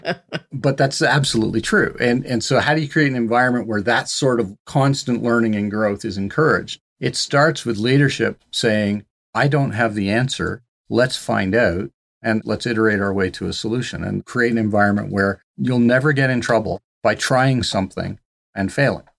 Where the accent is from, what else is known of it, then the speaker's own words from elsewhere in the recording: Canada; I'm a Canadian